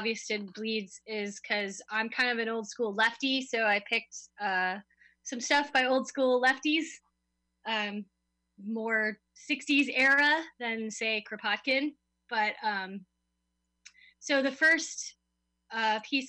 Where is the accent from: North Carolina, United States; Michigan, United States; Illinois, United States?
Illinois, United States; Chicago; now in Glasgow, United Kingdom; I'm from Chicago